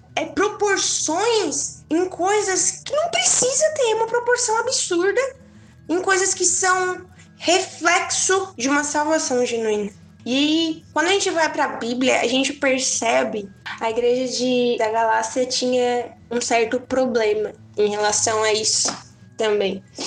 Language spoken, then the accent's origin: Portuguese; Tubarão, Santa Catarina, Brazil; eu sou de Tubarão, Santa Catarina